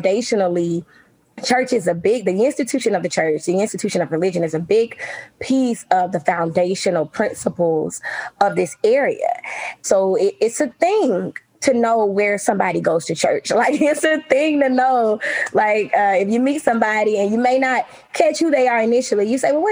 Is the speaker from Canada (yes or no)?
no; Selma, Alabama, United States; I'm from Selma.